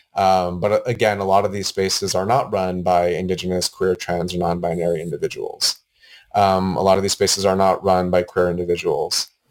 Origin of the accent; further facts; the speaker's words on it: Gallup, New Mexico, United States; now in Portland, United States; I grew up in Gallup, New Mexico